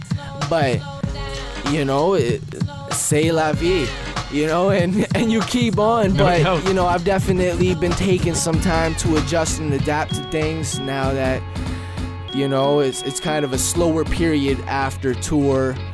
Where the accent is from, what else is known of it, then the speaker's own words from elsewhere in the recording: Wawa, Ontario, Canada; moved away; Wawa, my hometown where my mom and my little sister live